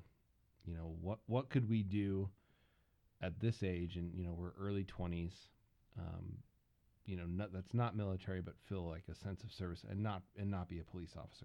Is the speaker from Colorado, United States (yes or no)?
no; Minnesota, United States; I'm a Minnesota boy